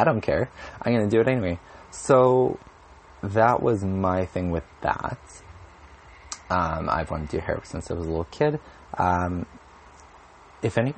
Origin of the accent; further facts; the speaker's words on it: Winnipeg, Manitoba, Canada; also born or lived in Alberta; I'm from Winnipeg, Manitoba.